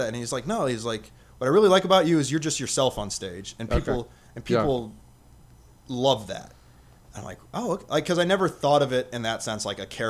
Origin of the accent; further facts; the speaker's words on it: Las Vegas, Nevada, United States; I'm from Vegas, I'll tie that in and we'll go from there.